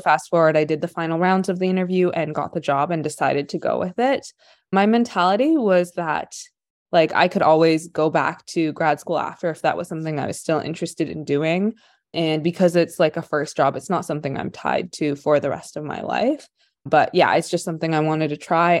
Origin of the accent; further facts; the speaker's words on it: Ottawa, Ontario, Canada; moved away as an adult; also born or lived in Kingston; now in Vancouver, Canada; I spent my whole life, like, and Ottawa and then Kingston